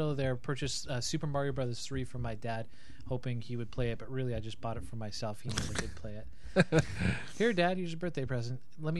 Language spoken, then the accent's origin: English; Montana, United States; All right, so born and raised in Montana